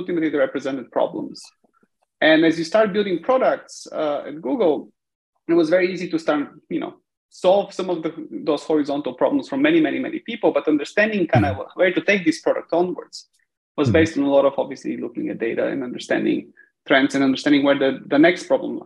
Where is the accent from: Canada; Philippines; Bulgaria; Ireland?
Bulgaria; moved away as an adult; also born or lived in United States; I was born and raised in Bulgaria. About the age of 18, I packed bags and in the pursuit of kind of technology, moved to the US for studying